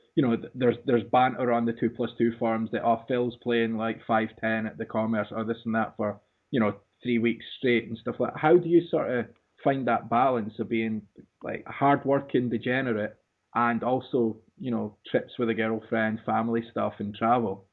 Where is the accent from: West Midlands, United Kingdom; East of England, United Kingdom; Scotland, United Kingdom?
Scotland, United Kingdom; Dundee; my hometown Dundee